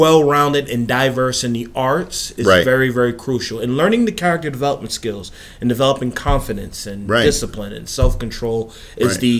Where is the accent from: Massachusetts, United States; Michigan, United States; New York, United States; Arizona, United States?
New York, United States; Long Island; moved away; I'm originally from Long Island, New York